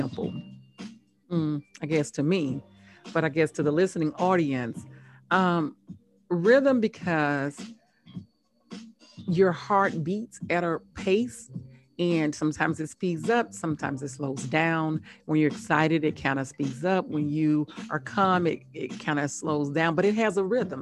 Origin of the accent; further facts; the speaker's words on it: Biloxi, Mississippi, United States; moved away as an adult; also born or lived in Laurel, Mississippi / Tuskegee, Alabama; now in Atlanta, United States; I'm from Mississippi, Laurel, Mississippi